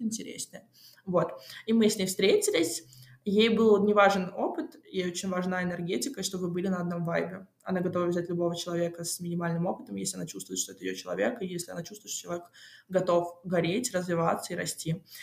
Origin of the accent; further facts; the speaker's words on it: Moscow, Russia; я родилась в Москве